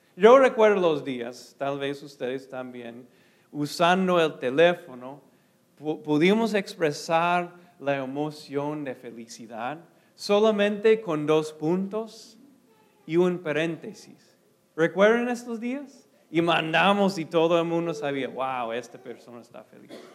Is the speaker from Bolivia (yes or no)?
no; United States; Spanish is a second language; moved away; soy gringo primero